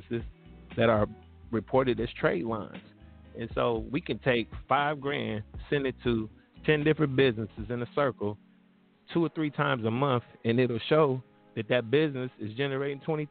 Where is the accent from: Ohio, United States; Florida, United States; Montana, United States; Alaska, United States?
Ohio, United States; born or raised there